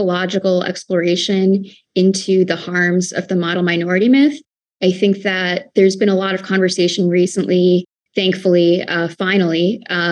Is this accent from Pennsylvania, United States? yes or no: yes; Pennsylvania, United States; When I grew up as an Indian American woman or Indian American girl in the white suburbs of Pennsylvania